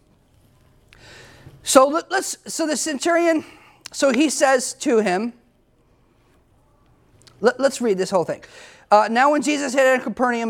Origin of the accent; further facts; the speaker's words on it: United States; as American people